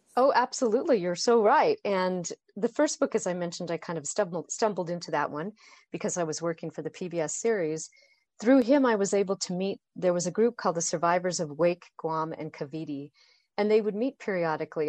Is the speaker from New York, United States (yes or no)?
no; Boise, Idaho, United States; I grew up in Boise, Idaho